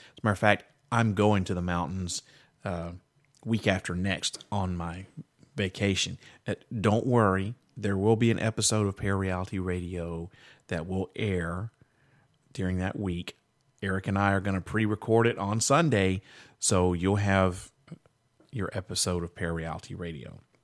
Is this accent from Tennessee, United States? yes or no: yes; Nashville, Tennessee, United States; the Nashville area, which you know is my hometown